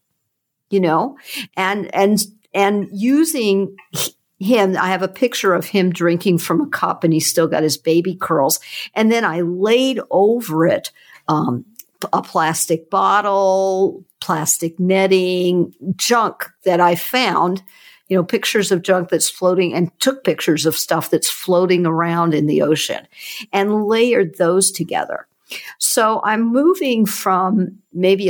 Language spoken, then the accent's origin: English; Hawaii, United States; I grew up in Hawaii, and the ocean, the Hanama Bay, when I grew up, which is on Oahu